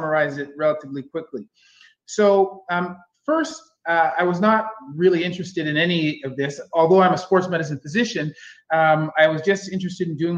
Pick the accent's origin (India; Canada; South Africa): Canada; Kitchener, Ontario; moved away as an adult; now in Ottawa, Canada; I was born and raised in Kitchener